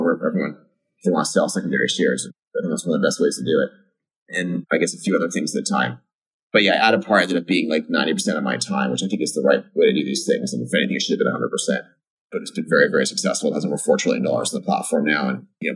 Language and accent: English; Fremont, California, United States; I grew up in Fremont, California, decidedly middle class